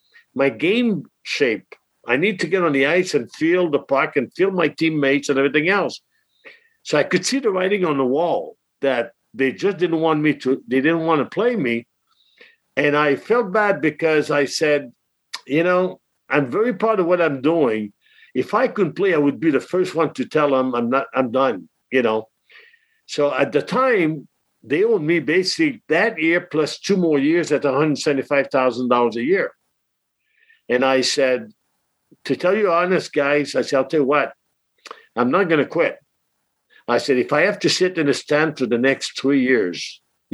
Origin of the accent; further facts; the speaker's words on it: Lauzon, Quebec, Canada; English is a second language; moved away as an adult; also born or lived in Peterborough; now in United States; I'm still proud of Lauzon, the small town of 18,000 people that I grew up in.